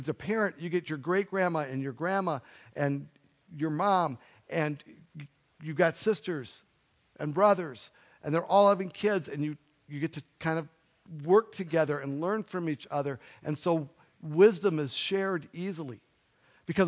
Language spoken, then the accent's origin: English; United States; also born or lived in Minnesota; We are American individuals